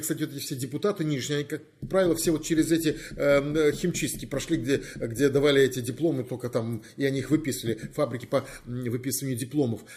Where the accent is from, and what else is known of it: Crimea, Ukraine